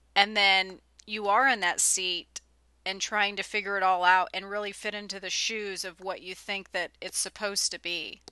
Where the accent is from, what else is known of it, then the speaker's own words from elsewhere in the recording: California, United States; born and raised in California